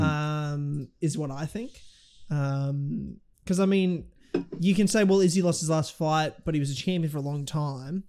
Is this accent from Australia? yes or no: yes; Australia; I'm an Aussie, but I'm also half Kiwi